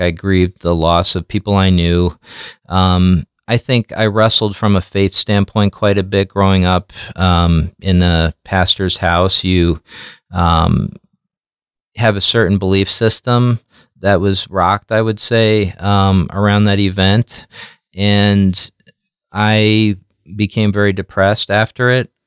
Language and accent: English; New York City, New York, United States; now in Omaha, United States; I grew up in Jackson Heights, and it was it was a pretty rough um, community